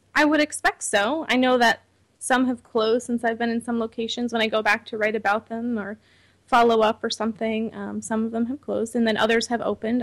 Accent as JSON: {"language": "English", "town": "Troy", "region": "New York", "country": "United States", "also_born_or_lived": "Syracuse, New York", "said": "my parents got really involved in the local veg community in upstate New York. We're from the Troy area"}